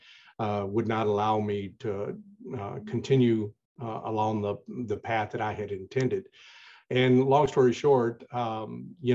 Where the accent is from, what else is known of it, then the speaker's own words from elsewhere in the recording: Tennessee, United States; also born or lived in Chicago suburbs, Illinois; now in Chicago, United States; I'm originally from Tennessee. I was born and raised there through my formative years